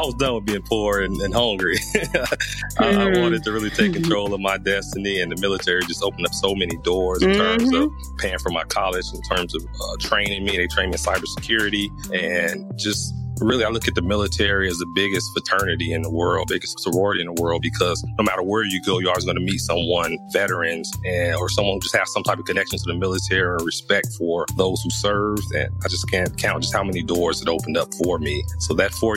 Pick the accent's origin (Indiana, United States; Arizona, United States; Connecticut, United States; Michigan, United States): Indiana, United States; Gary; moved away as an adult; It's a rough place growing up in Gary